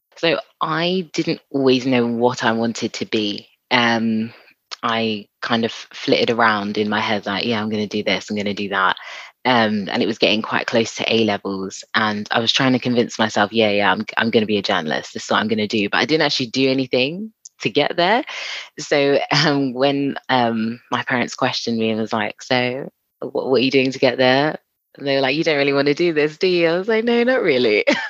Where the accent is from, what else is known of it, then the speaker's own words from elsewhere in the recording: London, United Kingdom; I'm from Southeast London.